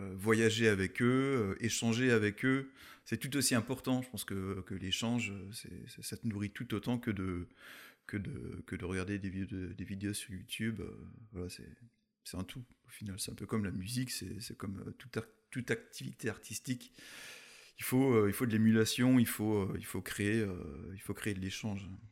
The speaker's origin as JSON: {"language": "French", "area": "Munster Valley", "region": "Grand Est", "country": "France", "tie": "born or raised there", "also_born_or_lived": "Colmar / Eguisheim", "said": "je suis issu de la vallée de Münster"}